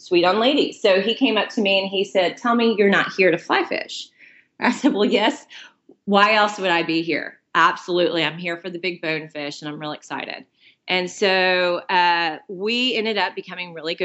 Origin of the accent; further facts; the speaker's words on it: Houston, Texas, United States; I'm from Houston, Texas